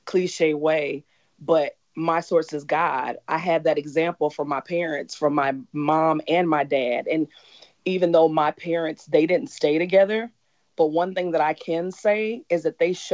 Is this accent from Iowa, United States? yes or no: yes; Cedar Rapids, Iowa, United States; I'm born and raised in Cedar Rapids, Iowa